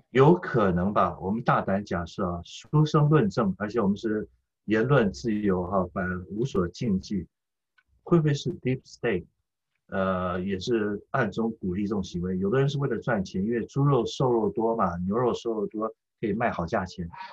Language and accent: Chinese; Taiwan; moved away as an adult; now in United States; 我们是台湾长大的中国人